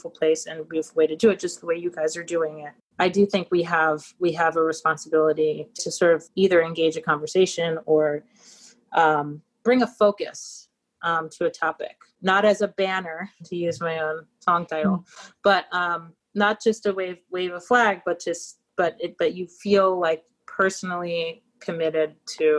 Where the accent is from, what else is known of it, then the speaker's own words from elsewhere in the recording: New York, United States; grown up in New York